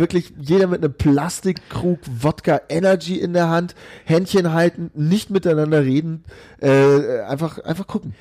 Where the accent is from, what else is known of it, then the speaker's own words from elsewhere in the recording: Bavaria, Germany; selbst als Bayer, wobei äh, so wirklich bayerisch fühle ich mich jetzt nicht